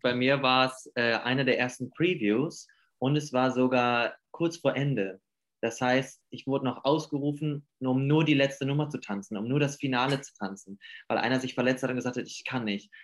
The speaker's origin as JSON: {"language": "German", "region": "Hamburg", "country": "Germany", "moved": "yes", "lives_now": "Stuttgart, Germany", "said": "ich komme aus Hamburg und bin momentan in Stuttgart"}